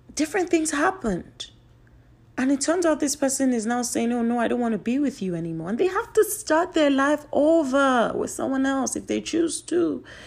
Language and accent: English; Nigeria; I'm Nigerian